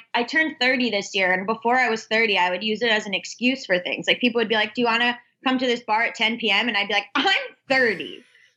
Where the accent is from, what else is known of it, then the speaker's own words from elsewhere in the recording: South Florida, United States; also born or lived in Georgia; I grew up in South Florida. But I was like split time a lot between Florida and Georgia